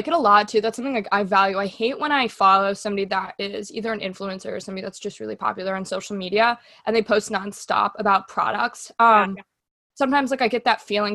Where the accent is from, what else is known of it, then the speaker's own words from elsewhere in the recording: Germany; moved away; growing up in Germany